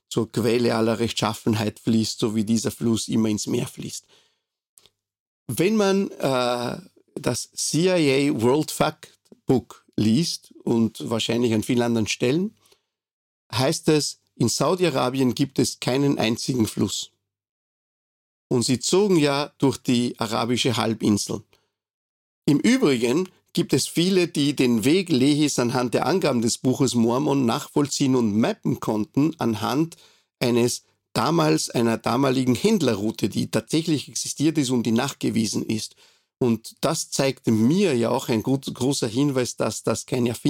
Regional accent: Montevideo, Uruguay; now in Austria; ich bin jetzt in Österreich, ich bin nicht hier geboren. Ich bin geboren in Montevideo, der Hauptstadt der Republik Uruguay und äh, habe dort meine Kindheit verbracht.

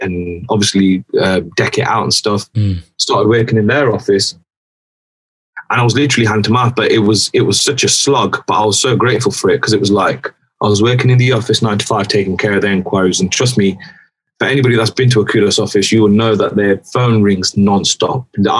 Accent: Derby, East Midlands, United Kingdom; moved away as an adult; also born or lived in West London; my hometown

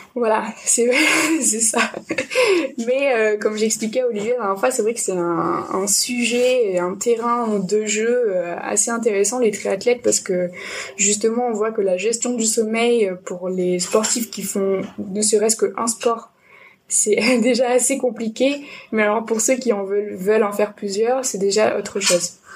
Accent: Nîmes, Occitania, France; now in Bordeaux, France; Je suis originaire de Nîmes et j'ai un peu voyagé de partout dans le monde et en France. Et finalement, je suis arrivée à Bordeaux

